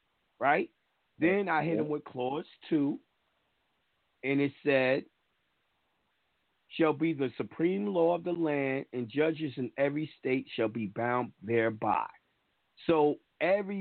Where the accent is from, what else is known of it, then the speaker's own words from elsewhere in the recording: New York, United States; as me being born in New York, I'm a New Yorker